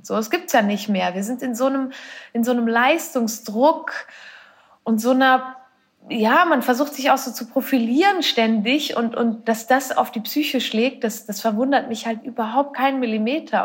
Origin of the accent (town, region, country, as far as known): Switzerland